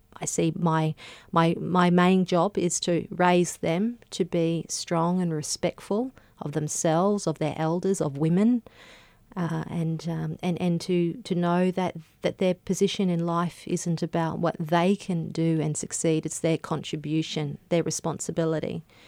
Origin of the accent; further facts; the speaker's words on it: Gympie, Queensland, Australia; when I grew up in Gympie, uh, which is a, a rural town in Queensland